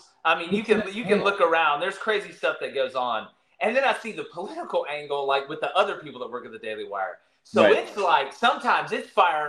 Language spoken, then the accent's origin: English; Auburn, Alabama, United States; I'm from Auburn. Father played there.